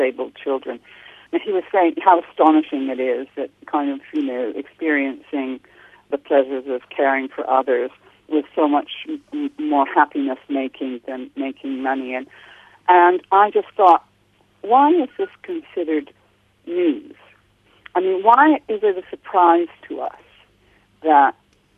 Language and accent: English; Canada; accent: Canadian; moved away as an adult; now in London, United Kingdom; I'm originally from Canada, hence my accent, although I've lived in the UK all my adult life